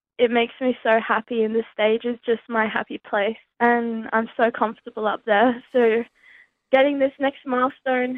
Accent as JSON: {"language": "English", "town": "Brisbane", "region": "Queensland", "country": "Australia", "said": "I'm 18 years old and I'm from Balimba in Brisbane"}